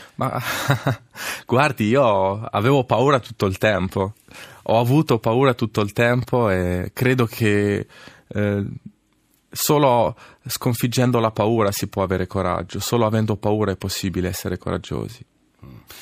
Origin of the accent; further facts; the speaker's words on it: Senigallia, Marche, Italy; also born or lived in Casablanca, Morocco; sono nato a Casablanca da madre marocchina e padre italiano, padre ex-partigiano. E poi sono cresciuto a Senigallia